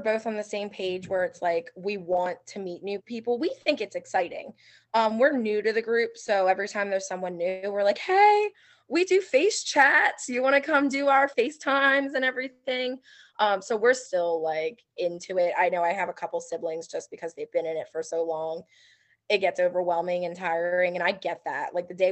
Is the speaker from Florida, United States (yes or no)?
no; Philadelphia, Pennsylvania, United States; I'm from Philadelphia